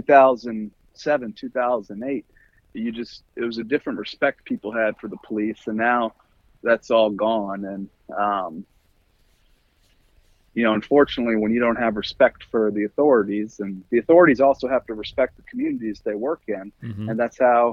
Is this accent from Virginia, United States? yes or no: yes; Chesterfield area, Virginia, United States; also born or lived in Chicago, Illinois; Chesterfield area, for the most part. I was born in Chicago, lived in the Detroit area for a little bit, and then came to Richmond when I was about 11